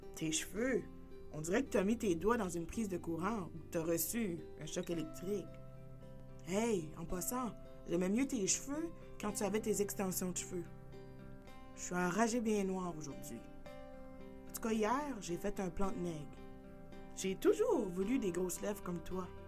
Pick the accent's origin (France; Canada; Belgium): Canada; New Brunswick; moved away as an adult; also born or lived in Haiti; now in Yellowknife, Canada; j'ai été adoptée à l'âge de 18 mois euh, par une famille canadienne et mon pays d'origine c'est Haïti. Donc, j'ai grandi dans une petite communauté au Nouveau-Brunswick